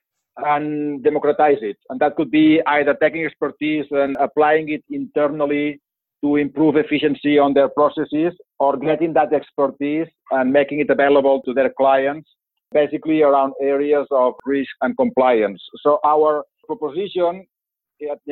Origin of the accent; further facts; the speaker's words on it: Barcelona, Catalonia, Spain; English is a second language; moved away as an adult; also born or lived in London, United Kingdom / Bay Area, United States; now in United States; as you can gather from my accent, I'm not from here. So born and raised in Barcelona